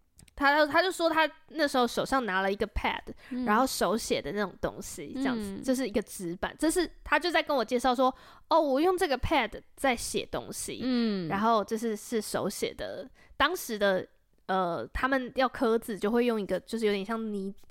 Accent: Taiwan; 我从台湾来的。

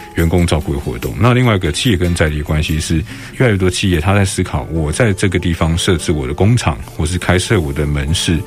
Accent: Taipei, Taiwan; 因为我在大稻城出生长大，嗯，嗯。我们家族也在大稻城住了好几代了

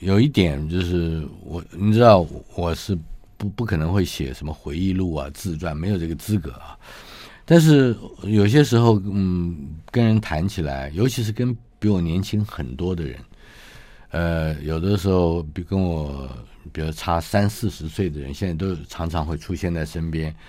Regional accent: Taipei, Taiwan; 我出生于台北嘛，一九五七年

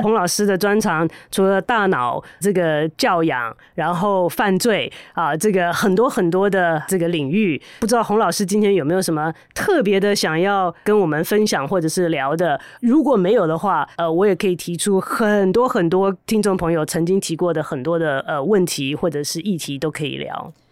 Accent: Taiwan; 我们台湾人

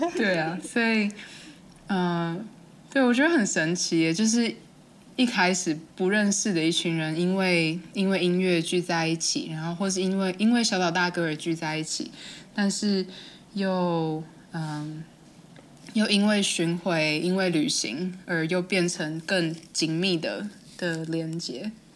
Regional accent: Hualien County, Taiwan; moved away; 因为我是花莲人，然后我就说，哦，饭店附近，那应该是那个美伦饭店附近，就是我们，反正我们家不远的地方

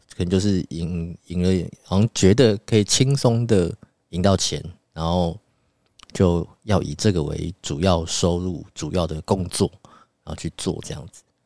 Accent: Taiwan; 我们台湾人爱打麻将啊

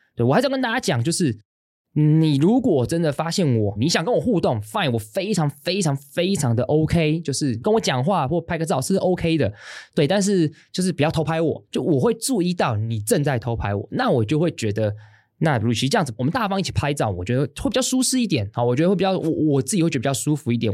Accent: Hsinchu, Taiwan; 我自在新竹长大的，在我小学一年级的时候，因为我们家刚好住在这个文化中心借宿的地方的附近

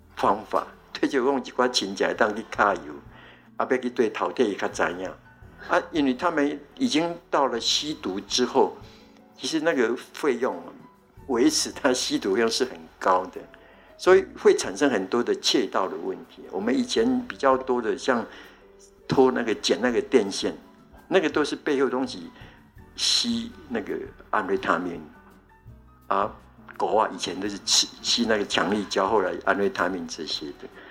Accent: Taiwan; 我们台湾

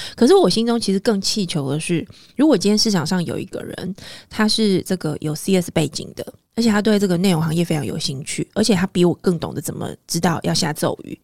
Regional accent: Taiwan; 我们在台湾有非常多的这个科系学校

